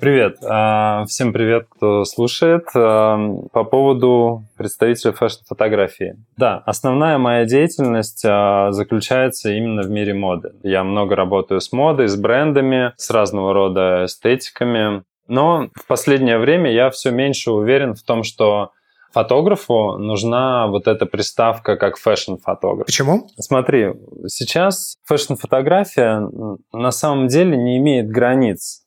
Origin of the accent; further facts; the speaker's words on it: Yaroslavl, Yaroslavl Oblast, Russia; Я, кстати, из Ярославля э, родом